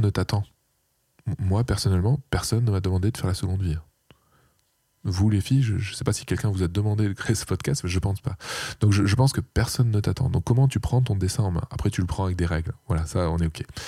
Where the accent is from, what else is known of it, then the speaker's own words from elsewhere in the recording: Aubagne, Provence-Alpes-Côte d'Azur, France; moved away as an adult; also born or lived in Marseille; now in Lille, France; je suis marseillais, j'ai grandi à côté des calanques de Cassis